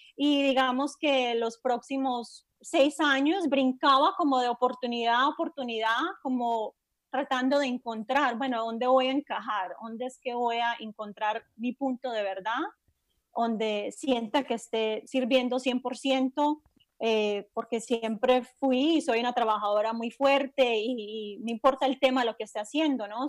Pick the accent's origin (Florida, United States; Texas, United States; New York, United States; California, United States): Florida, United States; Miami Beach; also born or lived in Tampa, Florida / Medellín, Colombia; en la zona de Miami Beach crecí y viví el mayor tiempo de mi vida adulta en el sur de la Florida